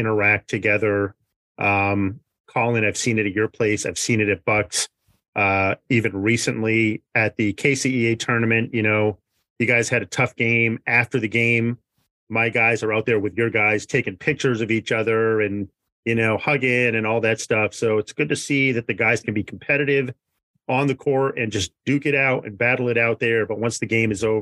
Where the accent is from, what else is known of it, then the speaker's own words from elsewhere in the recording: New England, United States; moved away; I was born and raised in New England